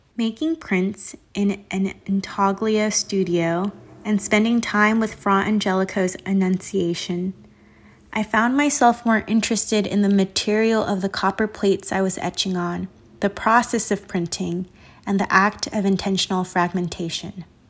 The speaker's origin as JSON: {"language": "English", "region": "Southern California", "country": "United States", "tie": "born or raised there", "moved": "yes", "lives_now": "Chicago, United States", "said": "I'm an artist and visual maker currently located in Chicago and born and raised in Southern California"}